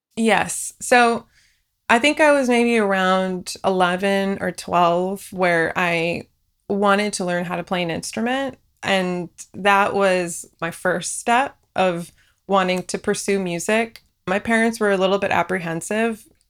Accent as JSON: {"language": "English", "town": "Union City", "region": "California", "country": "United States", "tie": "born or raised there", "also_born_or_lived": "Fresno, California / Boston, Massachusetts", "first_language": "Farsi", "second_language": "English", "said": "I grew up in the Bay Area in a small town called Union City, right between San Francisco and San Jose"}